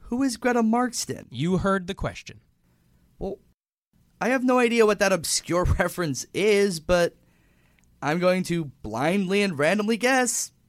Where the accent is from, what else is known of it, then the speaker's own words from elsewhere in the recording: Pakistan; It's because I'm from Pakistan, isn't it?